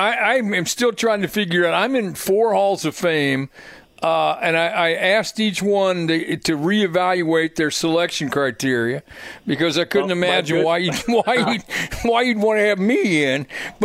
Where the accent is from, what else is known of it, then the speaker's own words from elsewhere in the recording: Plainfield, Indiana, United States; also born or lived in Lebanon, Indiana; I grew up in Plainfield. I was actually born in Lebanon.